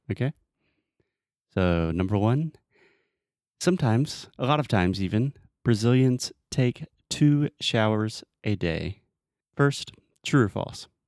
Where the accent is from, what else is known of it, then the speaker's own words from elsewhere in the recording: United States; I'm an American